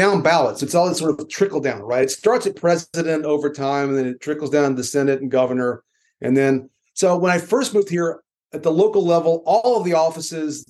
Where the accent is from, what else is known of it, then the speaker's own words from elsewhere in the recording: Texas, United States; moved away as an adult; now in Alabama, United States; I'm originally from Texas, and then having lived here for going on 25 years now